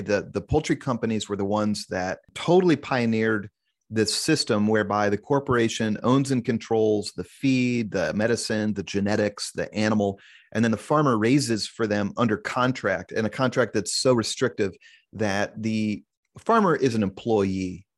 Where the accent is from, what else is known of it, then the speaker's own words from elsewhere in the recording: Kansas City, Missouri, United States; also born or lived in Columbia, Missouri; I was born and raised in Kansas City